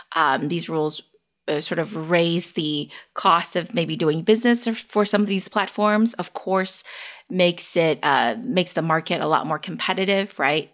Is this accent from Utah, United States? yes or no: no; Bay Area, California, United States; also born or lived in China; I am currently based in the Bay Area and which is also where I grew up. Even though I was born in China